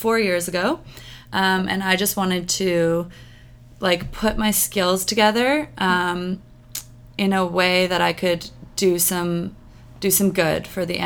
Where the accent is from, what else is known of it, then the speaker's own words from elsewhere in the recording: Sarnia, Ontario, Canada; moved away as an adult; now in Vancouver, Canada; when I grew up in Sarnia